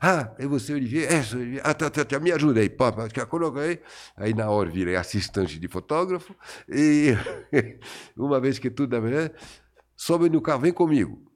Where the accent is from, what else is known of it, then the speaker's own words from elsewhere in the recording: France; Portuguese is a second language; moved away as an adult; also born or lived in Paris; now in Brazil; os 20 primeiros anos da minha vida que eu passei na minha terra e no meu país de, uh, de origem, que é a uhum. França.